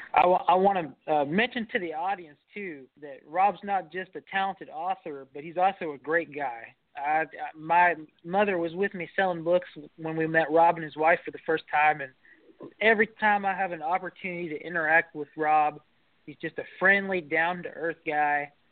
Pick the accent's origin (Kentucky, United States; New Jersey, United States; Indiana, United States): Kentucky, United States; I'm an author from Kentucky